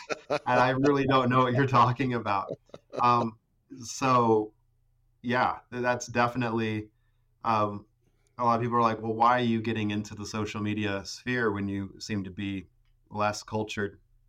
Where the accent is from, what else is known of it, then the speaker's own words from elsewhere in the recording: Ecuador; moved away as an adult; because I grew up in Ecuador. I was born down there and basically lived down there until I was 18.